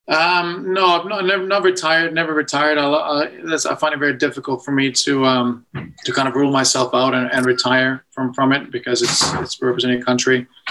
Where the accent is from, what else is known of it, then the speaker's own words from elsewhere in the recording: Edmonton, Alberta, Canada; moved away; growing up in Edmonton